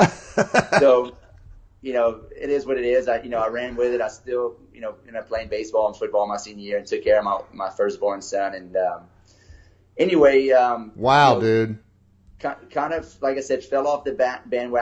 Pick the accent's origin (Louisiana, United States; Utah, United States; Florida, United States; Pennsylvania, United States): Louisiana, United States; Lafayette; I was born and raised in Lafayette, Louisiana